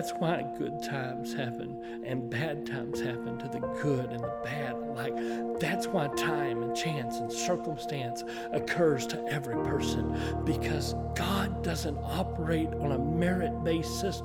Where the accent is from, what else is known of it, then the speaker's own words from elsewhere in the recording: Blytheville, Arkansas, United States; also born or lived in West Helena, Arkansas / Bono, Arkansas; My parents got in church before I was born in West Helena, Arkansas, under Spencer McCool. I was dedicated by Spencer. My family moved to Blytheville, which was my dad's hometown, whenever I was preschool age.